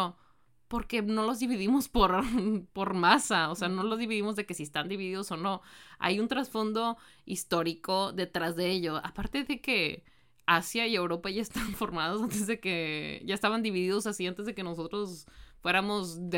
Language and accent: Spanish; Mexico; si México no es parte de Norteamérica, entonces ¿por qué somos parte del Tratado de Libre de Comercio de Norteamérica?